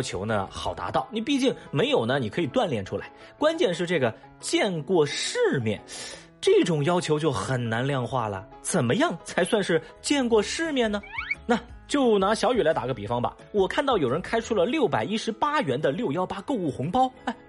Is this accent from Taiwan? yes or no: no; Chengdu, Sichuan, China; 我作为一个成都人